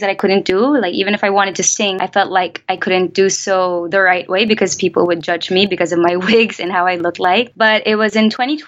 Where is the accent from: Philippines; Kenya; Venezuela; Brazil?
Philippines; I'm Filipino. I was born and raised here